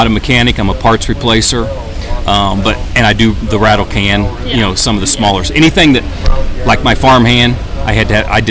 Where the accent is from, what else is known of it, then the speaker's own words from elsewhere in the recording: Riverton, Illinois, United States; I'm from Riverton, Illinois, which is just outside of Springfield, the state capital.